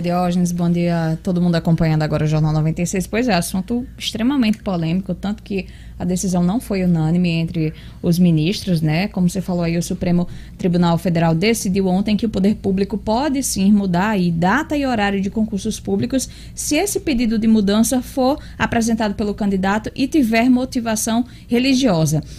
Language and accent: Portuguese; Natal, Rio Grande do Norte, Brazil; eu sou bem natalense